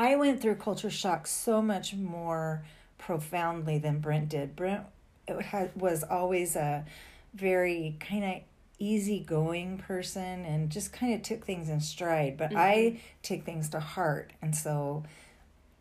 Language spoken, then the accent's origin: English; Fresno, California, United States; moved away as an adult; we came from the Fresno area